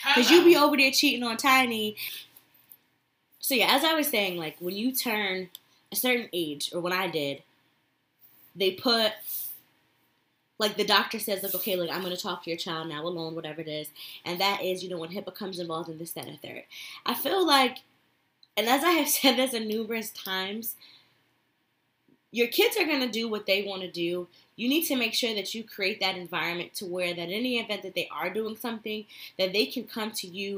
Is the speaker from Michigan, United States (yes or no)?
no; Connecticut, United States; where I grew up in Connecticut